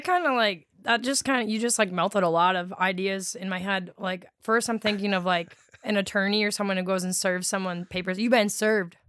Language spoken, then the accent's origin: English; Wisconsin, United States; accent: Wisconsin dialect; being from Wisconsin